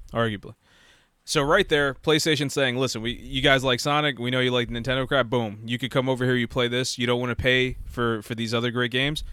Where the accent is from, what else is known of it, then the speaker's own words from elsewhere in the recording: United States; I was born in America